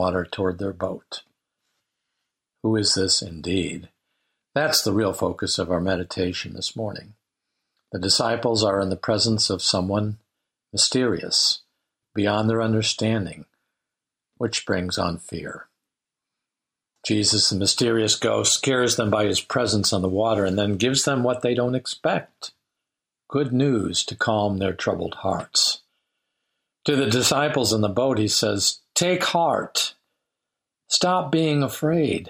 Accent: Lake Michigan, Midwest, United States; now in Centralia, Missouri, United States; I grew up on Lake Michigan

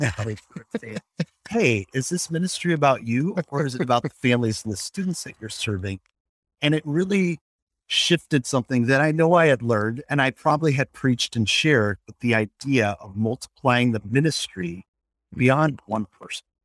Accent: Colorado Springs, Colorado, United States; now in Milwaukee, United States; Growing up in Colorado Springs and Emmanuel Lutheran Church

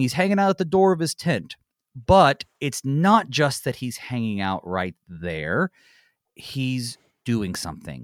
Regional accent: Western North Carolina, United States; now in Minnesota, United States; I'm from Western North Carolina, where it's so temperate

